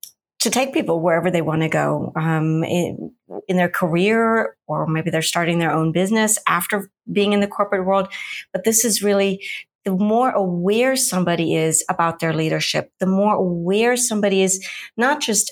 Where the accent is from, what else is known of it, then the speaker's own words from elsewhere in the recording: Munich, Bavaria, Germany; I'm originally from Munich, Germany, which most people know for the Oktoberfest. I've done many, many relocations.